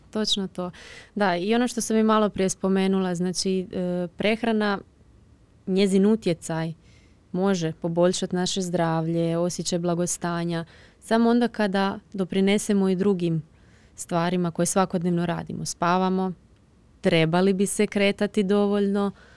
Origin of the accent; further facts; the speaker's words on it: Croatia; tu kod nas u Hrvatskoj